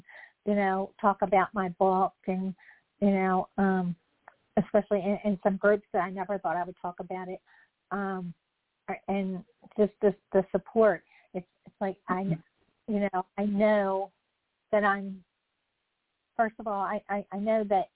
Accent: Maryland, United States; accent: Southern; I'm from Maryland, and we are technically south of the Mason-Dixon line, but, no one ever told me I had a Southern accent until the first time I went to California

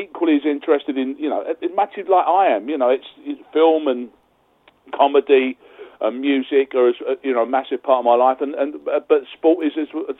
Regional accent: Essex, East of England, United Kingdom; also born or lived in London; I'm a proper Londoner. I was born in Essex.

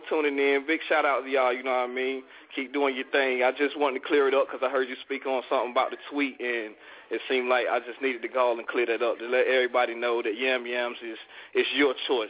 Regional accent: North Carolina, United States; I'm being from North Carolina

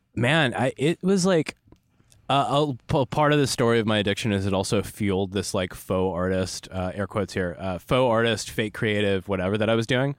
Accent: Los Angeles, California, United States; also born or lived in Burbank, California / Phoenix, Arizona; I am absolutely the pretentious L A native

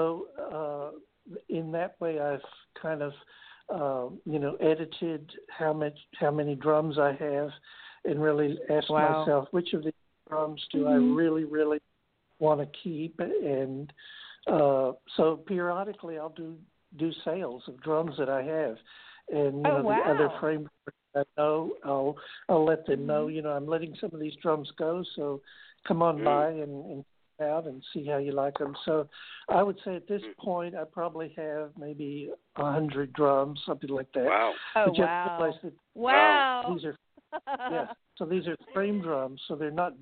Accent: United States; growing up in America

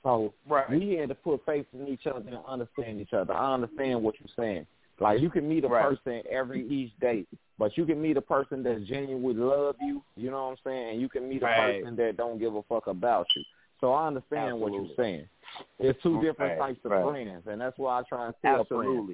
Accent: Chicago, Illinois, United States; I'm from Chicago

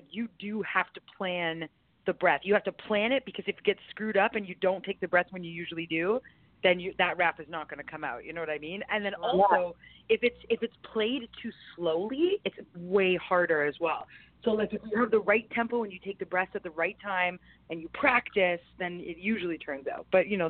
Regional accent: Canada; Yes, being Canadian, that's weird.

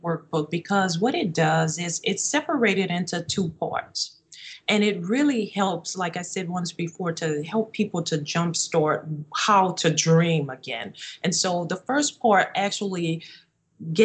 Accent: New Orleans, Louisiana, United States; moved away as an adult; also born or lived in Minnesota; we left my hometown of New Orleans and we moved to Minnesota so that I could pursue my master's degree

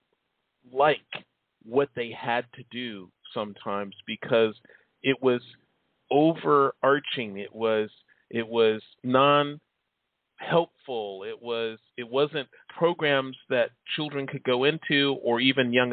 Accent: Chicago, Illinois, United States; I grew up in Chicago.

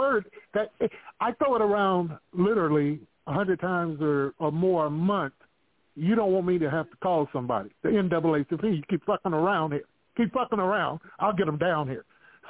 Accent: California, United States; now in Texas, United States; I live in Texas. I'm originally from California.

